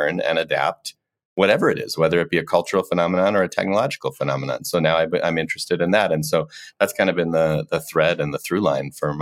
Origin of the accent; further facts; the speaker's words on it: Colorado, United States; moved away; also born or lived in Ohio / St. Louis, Missouri; So I was born in Ohio, did a tour of duty in St. Louis, Missouri, and then grew up for the most part in Colorado